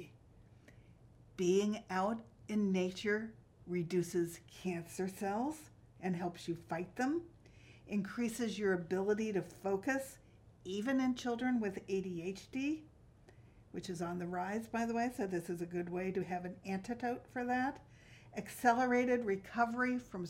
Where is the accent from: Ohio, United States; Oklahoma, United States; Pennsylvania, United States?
Pennsylvania, United States; Yardley; I grew up in Yardley, Pennsylvania, and I was lucky because I lived next door to a field